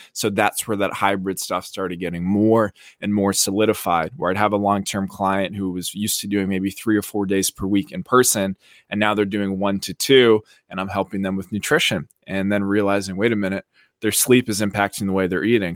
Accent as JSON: {"language": "English", "area": "about an hour outside of Boston", "region": "Massachusetts", "country": "United States", "tie": "born or raised there", "also_born_or_lived": "South Beach, Florida", "moved": "as an adult", "lives_now": "Miami Beach, United States", "said": "I grew up in Massachusetts, about an hour outside of Boston"}